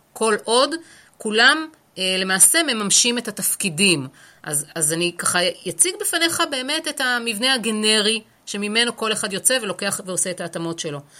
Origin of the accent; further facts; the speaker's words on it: Haifa, Haifa District, Israel; אני חיפאית, אה, גאה אפשר לומר אפילו